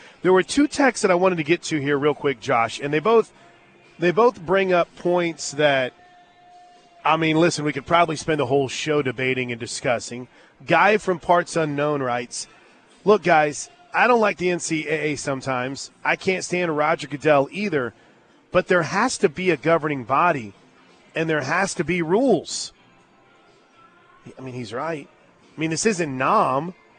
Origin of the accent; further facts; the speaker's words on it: St. Louis, Missouri, United States; moved away; St. Louis, my hometown